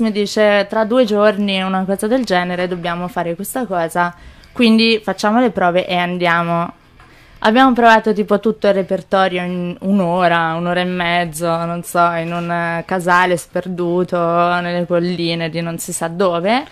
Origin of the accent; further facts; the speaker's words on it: Pistoia, Tuscany, Italy; also born or lived in Manchester; sono nata a Pistoia, però il mio, il mio, babbo è inglese